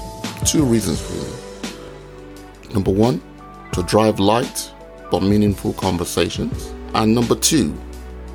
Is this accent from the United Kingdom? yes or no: no; Nigeria; my Nigerian people